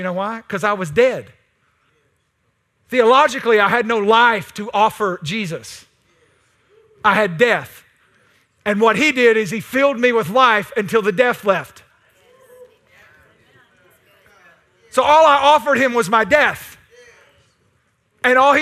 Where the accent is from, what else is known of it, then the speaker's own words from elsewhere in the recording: East Texas, United States; I'm East Texan